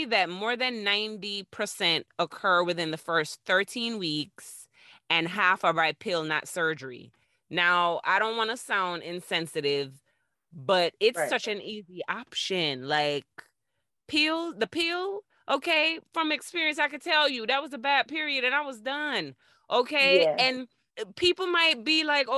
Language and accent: English; Florida, United States; I'm from Florida